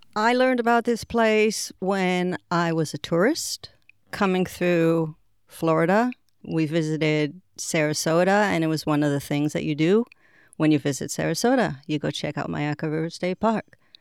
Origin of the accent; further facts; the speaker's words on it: Israel; moved away as an adult; also born or lived in Boston / England / Puerto Rico; So, really, you know, most of my growing up was done in Israel.